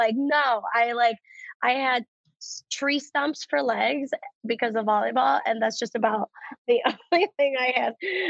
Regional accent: Cleveland, Ohio, United States; I'm from Cleveland, Ohio. Originally okay, so Cleveland, Ohio. So I'm born and raised here.

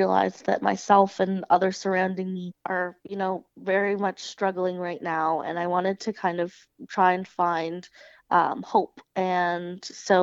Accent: Kingston, Ontario, Canada; now in East Coast, Canada; I'm originally from Kingston

